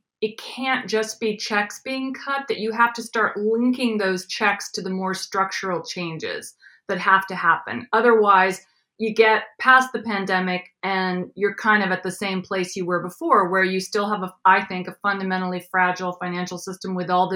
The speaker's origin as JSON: {"language": "English", "region": "Midwest", "country": "United States", "said": "I'm from the Midwest, immigrant kid."}